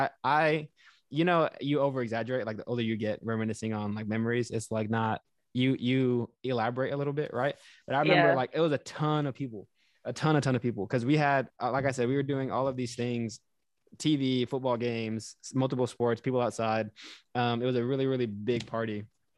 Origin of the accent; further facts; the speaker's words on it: Houston, Texas, United States; I grew up in Houston, so like that is a more of a city.